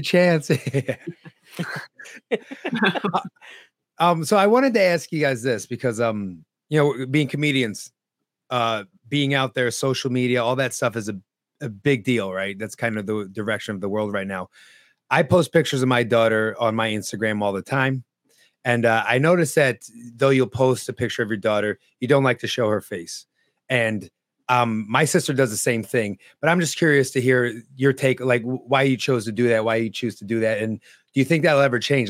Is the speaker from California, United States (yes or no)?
no; northeastern Pennsylvania, United States; also born or lived in Harlem, New York City, New York; later on in life, around nine years old, we moved to upstate New York. And it's actually not even upstate New York, it's northeastern Pennsylvania